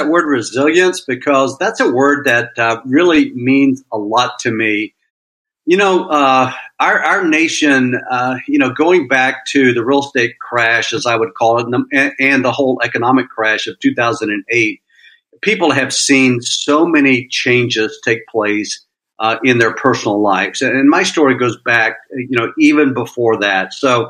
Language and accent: English; Florida, United States; now in Austin, United States; So I'm a transplant from Florida to Austin.